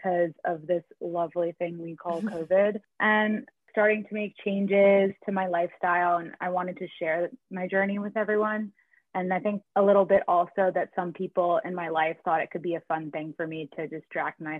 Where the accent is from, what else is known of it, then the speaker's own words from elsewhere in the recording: New Jersey, United States; also born or lived in New York City; I'm from New Jersey. I was living in New York City prior to the pandemic, but now I'm home with my fabulous parents.